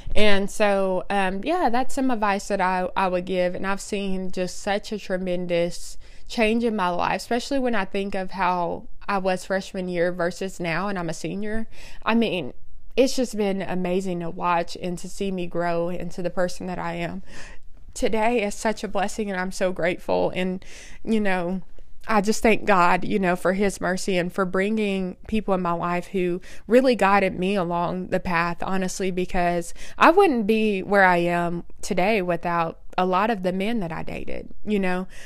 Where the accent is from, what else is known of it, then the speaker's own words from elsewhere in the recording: Oklahoma, United States; I was born and raised in Oklahoma